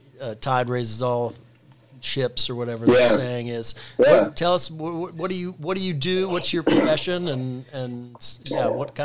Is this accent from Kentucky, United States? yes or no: yes; Kentucky, United States; born and raised in Kentucky during the Big Red Machine.